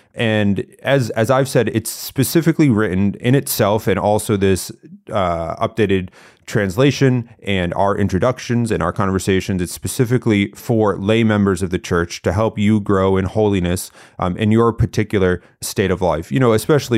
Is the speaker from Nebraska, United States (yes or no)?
no; Connecticut, United States; I grew up in Connecticut.